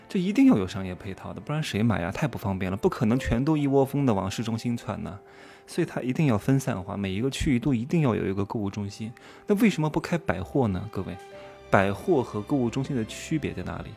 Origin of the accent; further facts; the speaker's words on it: Wuhu, Anhui, China; moved away; 老家安徽芜湖有什么，呃，这个新百大厦，啊，精英购物广场、商之都